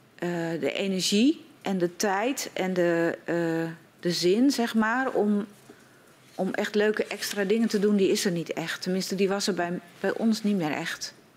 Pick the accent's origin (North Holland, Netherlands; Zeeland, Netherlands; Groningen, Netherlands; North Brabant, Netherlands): Groningen, Netherlands; Schildwolde; ik kom uit Schildwolde.